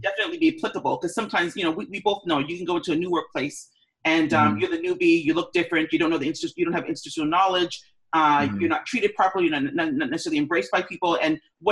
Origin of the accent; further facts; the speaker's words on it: Canada; I'm Canadian